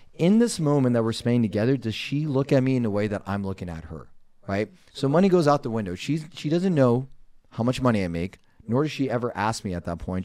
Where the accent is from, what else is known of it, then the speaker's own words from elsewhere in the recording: Los Angeles, California, United States; moved away as an adult; now in Arizona, United States; I grew up in Los Angeles, currently residing in the state of Arizona